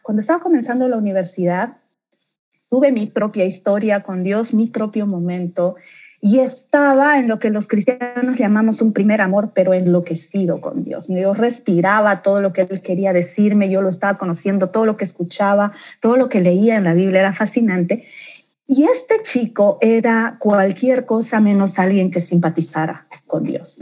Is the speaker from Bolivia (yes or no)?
yes; Santa Cruz de la Sierra, Santa Cruz, Bolivia; also born or lived in Beni / La Paz; nací en el Beni, mi primera infancia la pasé en La Paz, mi acento nunca lo perdí y luego vine a terminar de criarme y a vivir y a construir mi vida en Santa Cruz.